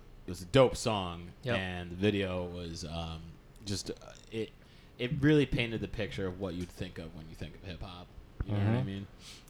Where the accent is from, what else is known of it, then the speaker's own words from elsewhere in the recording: Binghamton, New York, United States; I'm from Binghamton. I'm from the state